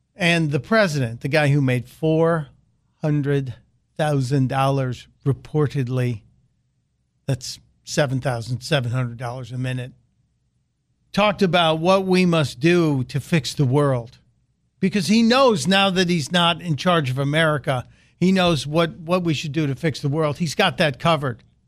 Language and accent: English; Chicago, Illinois, United States; it's my hometown. And it's rare that I, I get the opportunity to talk about a story out of Chicago